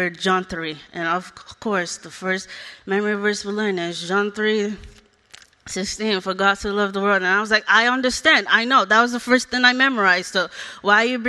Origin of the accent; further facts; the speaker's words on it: Nigeria; now in United States; I was born in Nigeria. I grew up without my parents.